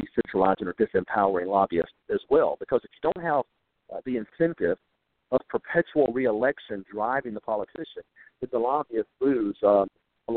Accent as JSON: {"language": "English", "region": "Mississippi", "country": "United States", "said": "Like most Mississippians"}